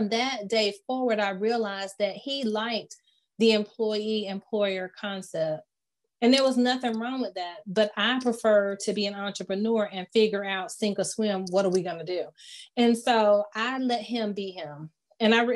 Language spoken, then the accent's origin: English; Fayetteville, United States; I'm from Fayetteville